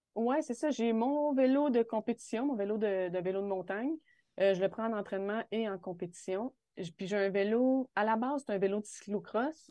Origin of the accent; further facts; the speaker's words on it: Val-d'Or, Quebec, Canada; je suis revenue dans ma ville natale à Val d'Or